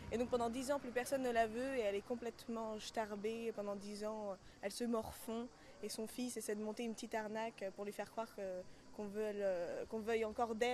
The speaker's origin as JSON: {"language": "French", "region": "Normandy", "country": "France", "tie": "born or raised there", "lives_now": "Paris, France", "said": "Je viens de Normandie à la base et je vis à Paris maintenant."}